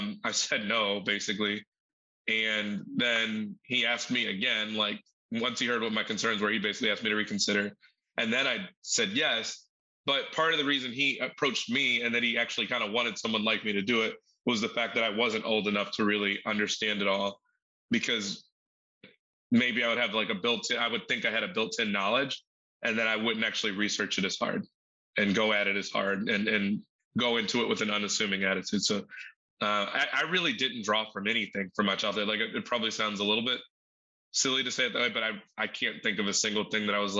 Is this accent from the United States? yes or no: yes; Chicago, Illinois, United States; I grew up in Chicago